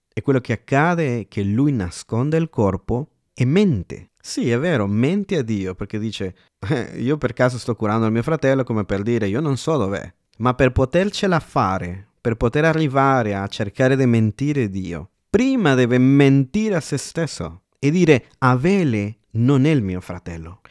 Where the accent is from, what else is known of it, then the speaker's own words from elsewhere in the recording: El Salvador; moved away; io sono del Salvador, America Centrale